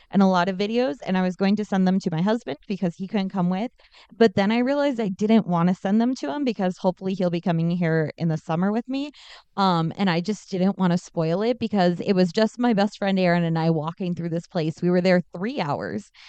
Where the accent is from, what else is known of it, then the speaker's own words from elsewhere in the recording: Denver, Colorado, United States; It's …, and I am here from Denver.